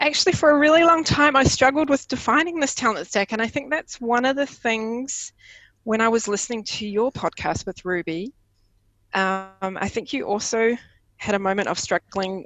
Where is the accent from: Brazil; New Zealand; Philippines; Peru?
New Zealand; first language English; moved away as an adult; now in Denmark; I used to have an ordinary life in New Zealand, where I could speak my mother tongue of English and I had friends and family close